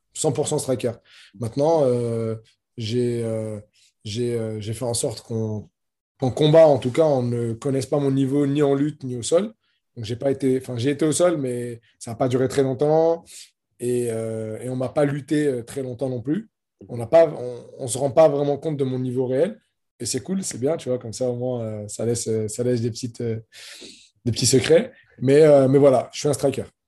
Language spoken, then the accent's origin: French; France; je suis combattant de MMA, euh, franco-marocain